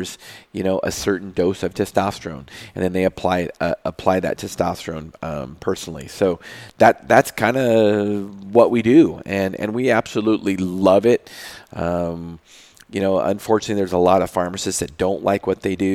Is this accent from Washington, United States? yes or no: yes; Moses Lake, Washington, United States; I interned at a small pharmacy in Moses Lake, my hometown